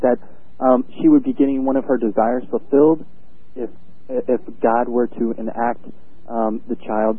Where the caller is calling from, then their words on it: Carbondale, Illinois, United States; I'm calling from Carbondale, Illinois.